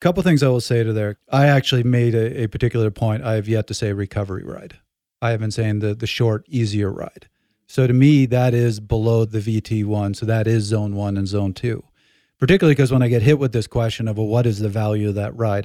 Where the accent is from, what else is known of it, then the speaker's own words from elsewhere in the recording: Canada; I'm Canadian